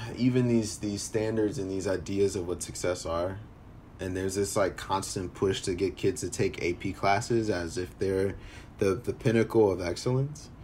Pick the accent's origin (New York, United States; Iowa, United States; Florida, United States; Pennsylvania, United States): Pennsylvania, United States; Philadelphia; now in Evanston, United States; I grew up in Philly